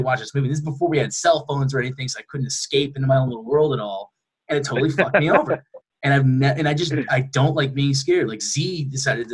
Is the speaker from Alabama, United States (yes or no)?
no; Michigan, United States; moved away; I'm originally from Michigan